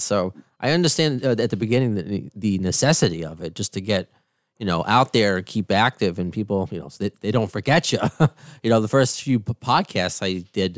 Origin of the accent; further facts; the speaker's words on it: Long Island, New York, United States; also born or lived in Queens, New York; Even being from New York, where I, I kind of grew up on Long Island